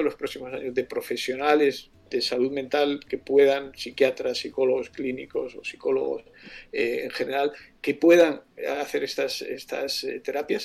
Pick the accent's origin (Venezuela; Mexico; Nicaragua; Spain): Spain